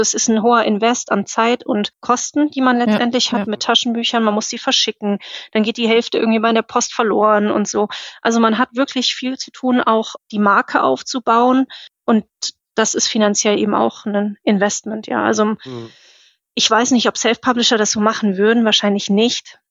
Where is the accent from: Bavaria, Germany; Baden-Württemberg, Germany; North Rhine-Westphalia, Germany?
North Rhine-Westphalia, Germany; Cologne; ich komme aus Köln